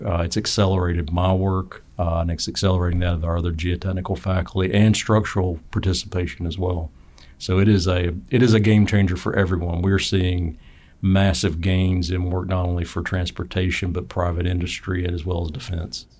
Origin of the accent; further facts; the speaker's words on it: Western North Carolina, United States; moved away; I'm from North Carolina.